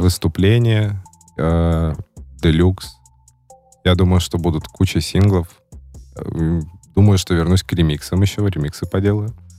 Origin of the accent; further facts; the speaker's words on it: Baranovichi, Brest Region, Belarus; родился в одном городе, где родились э, а, НК и Юник